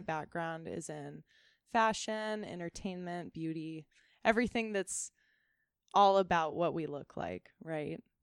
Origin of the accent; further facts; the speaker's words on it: Ventura, California, United States; also born or lived in Chico, California; I grew up here